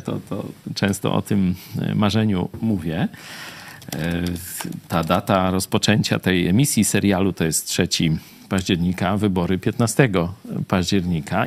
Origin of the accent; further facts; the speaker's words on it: Lublin, Lublin Voivodeship, Poland; also born or lived in Kraków; Jesteśmy z Lublina